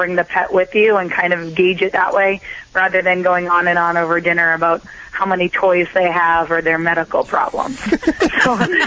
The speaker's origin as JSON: {"language": "English", "town": "Boston", "region": "Massachusetts", "country": "United States", "said": "I'm from Boston"}